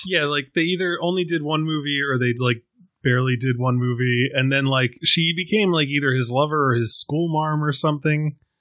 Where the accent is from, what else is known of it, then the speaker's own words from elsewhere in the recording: Ireland; being an Irishman